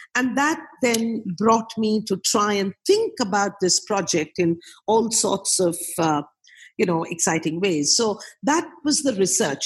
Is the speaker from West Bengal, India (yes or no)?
yes; Kolkata, West Bengal, India; I uh, was born and brought up in Calcutta, did most of my education in Calcutta